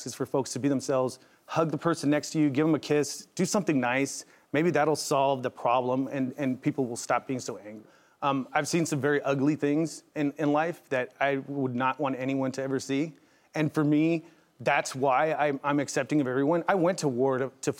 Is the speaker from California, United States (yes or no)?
yes; San Diego, California, United States; now in Colorado Springs, United States; I'm born and raised in San Diego, but in Colorado, that's my family